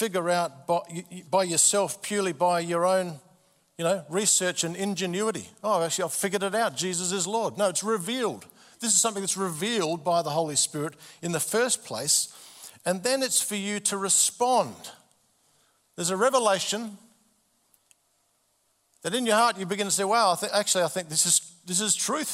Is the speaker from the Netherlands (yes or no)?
no; Adelaide, South Australia, Australia; March 1967, I was born in Adelaide.